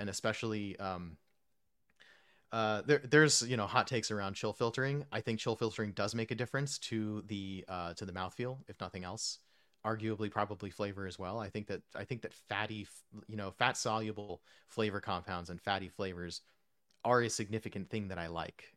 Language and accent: English; Texas, United States; also born or lived in New Jersey / New York; my home state of Texas. Um, I lived there from when I was nine until end of college, so, like, most, most, most of my youth, I guess, in Texas